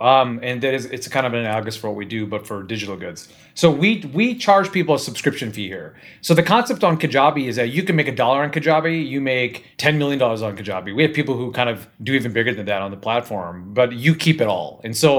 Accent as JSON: {"language": "English", "town": "Cleveland", "region": "Ohio", "country": "United States", "moved": "yes", "lives_now": "Southern California, United States", "said": "Northeast Ohio, Cleveland."}